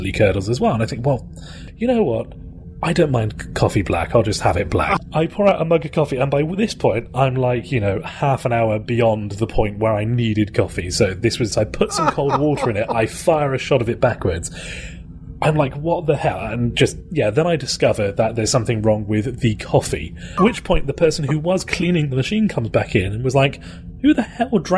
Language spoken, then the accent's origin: English; United Kingdom; accent: British; I am actually British